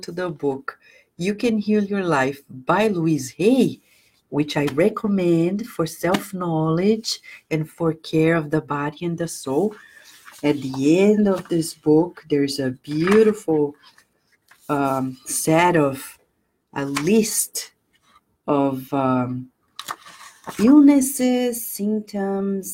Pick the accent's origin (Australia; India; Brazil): Brazil; moved away as an adult; now in United States; I was born in Brazil and I've been in the US and I'm American too. It's been 22 years.